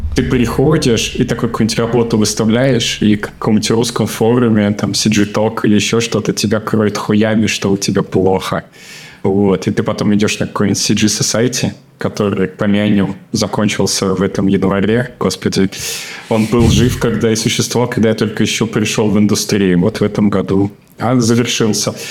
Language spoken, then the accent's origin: Russian; Smolensk, Smolensk Oblast, Russia; moved away as an adult; now in Germany; я вырос в Смоленске, и это такой маленький региональный город